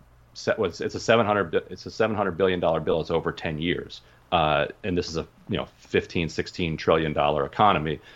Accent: Pennsylvania, United States; I was born in Pennsylvania.

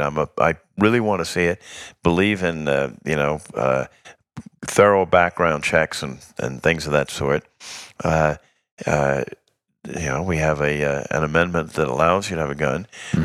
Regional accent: New York, United States; As a New Yorker

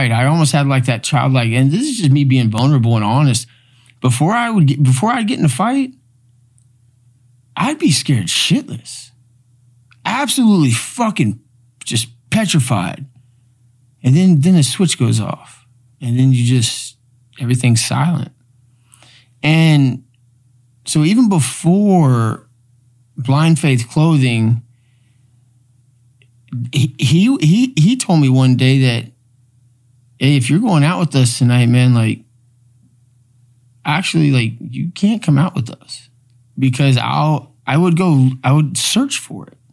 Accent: Houston, Texas, United States; we grew up in Houston. Like me and him, we grew up a uh, block away.

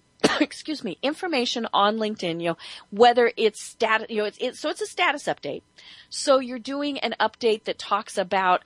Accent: Colorado, United States; everyone in Colorado, which is my home state.

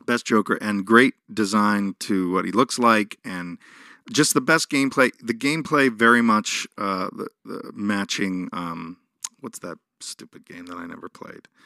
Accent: New York, United States; Growing up in New York

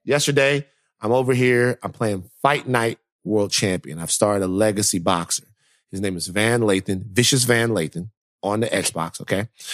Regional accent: Louisiana, United States; moved away; I'm from Louisiana

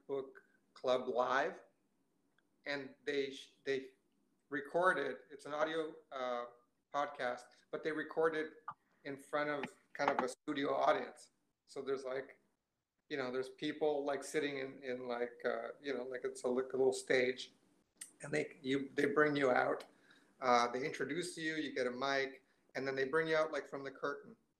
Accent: Ottawa, Ontario, Canada; I'm from Ottawa mostly. Like, I grew up in Ottawa.

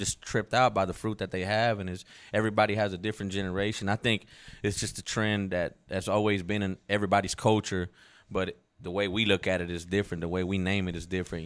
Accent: Mexico; moved away; me growing up in Mexico

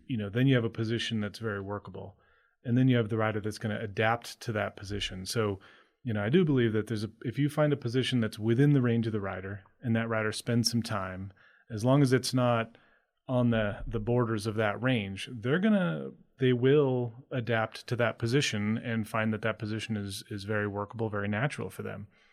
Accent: Maine, United States; I grew up in Maine.

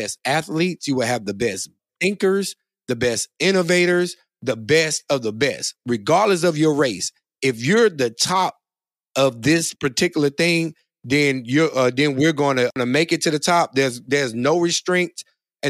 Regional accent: Monroe, Louisiana, United States; I'm from Monroe, Louisiana

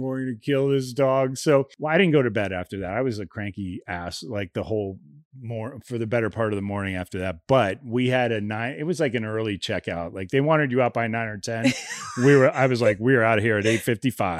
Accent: Ohio, United States; moved away; I grew up in Ohio

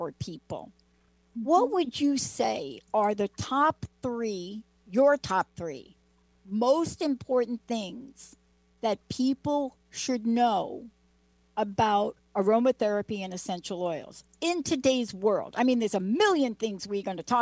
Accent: New York City, New York, United States; I'm from New York, but, what it's like, you've been born in the Bronx. I'm a little bit, don't have quite the accent, but born in the Bronx

